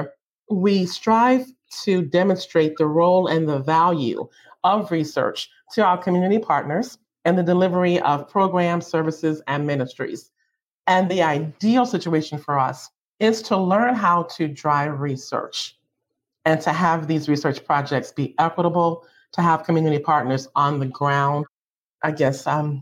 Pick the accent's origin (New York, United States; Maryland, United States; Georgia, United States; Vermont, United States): Maryland, United States; Baltimore; I lived in the community. I'm from Baltimore, Maryland.